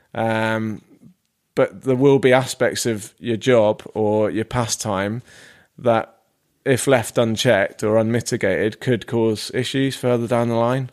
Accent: Devon, South West England, United Kingdom; now in Manchester, United Kingdom; I am from the Southwest.

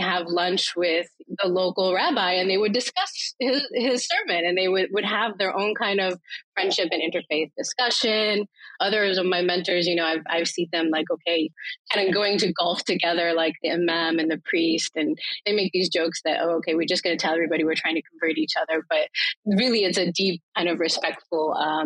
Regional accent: Medina, Ohio, United States; now in Philadelphia, United States; I'm originally from Ohio, a small town called Medina

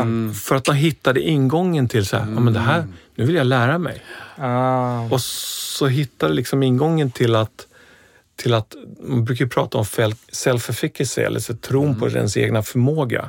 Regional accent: Stockholm, Stockholm County, Sweden; där jag växte upp så, ja men, det var en, eh, förort i Stockholm

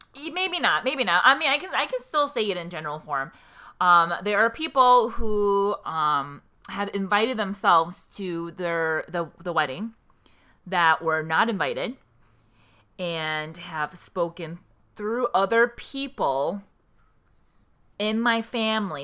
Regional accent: South Korea; now in United States; I was born in Korea.

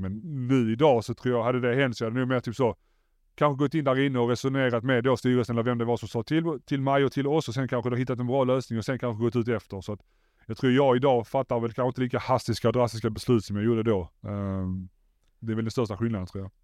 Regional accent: Malmö, Skåne, Sweden; moved away as an adult; also born or lived in England; jag är från Malmö

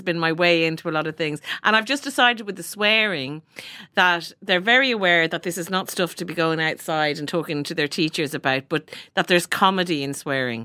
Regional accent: Ireland; we've all had experience of various nuns in our lives growing up in Ireland

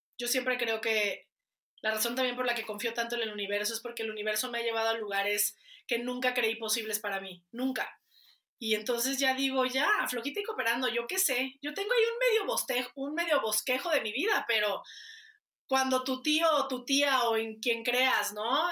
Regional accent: Guadalajara, Jalisco, Mexico; Soy de Guadalajara.

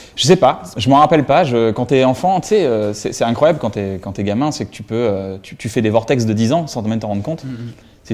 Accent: Reims, Grand Est, France; J'ai grandi à Reims, donc à 120 km de Paris.

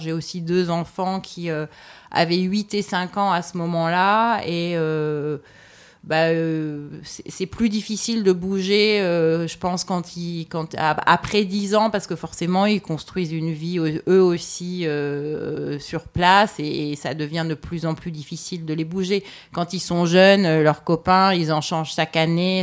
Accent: Paris, Île-de-France, France; moved away as an adult; also born or lived in New York; je me sens presque aussi étrangère à Paris, même si c'est très familier que, bah, le fondamentaux de la culture, tu les comprends parce que c'est là d'où tu viens.

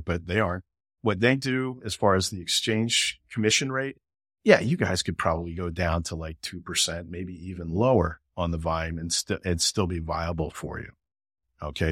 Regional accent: Philadelphia, Pennsylvania, United States; I'm American. I grew up in Philadelphia

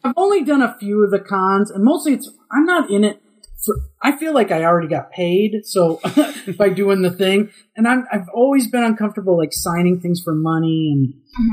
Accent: Minnesota, United States; moved away; I'm from Minnesota

